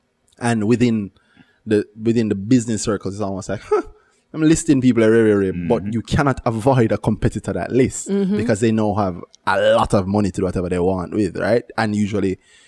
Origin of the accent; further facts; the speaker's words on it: Jamaica; We are pretty xenophobic in Jamaica.